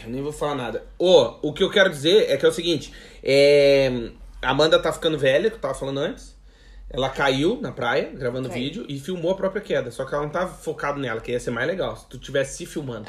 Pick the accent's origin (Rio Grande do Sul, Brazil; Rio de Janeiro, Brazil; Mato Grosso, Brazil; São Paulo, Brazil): Rio Grande do Sul, Brazil; also born or lived in Santa Catarina / Blumenau; now in Portugal; Eu nasci no Grande Sul